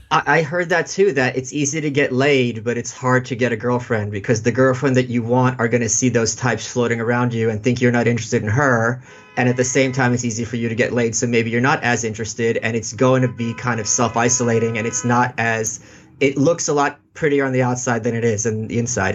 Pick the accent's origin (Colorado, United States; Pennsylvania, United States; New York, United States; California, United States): New York, United States; New York City; also born or lived in Russia; I'm from Brooklyn